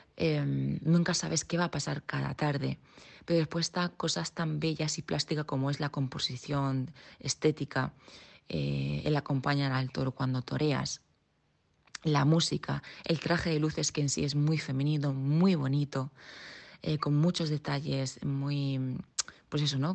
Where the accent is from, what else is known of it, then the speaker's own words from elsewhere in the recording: Region of Murcia, Spain; yo soy murciana